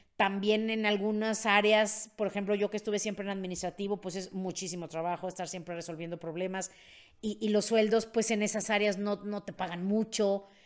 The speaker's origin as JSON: {"language": "Spanish", "country": "Mexico", "said": "soy de Gutiérrez de México"}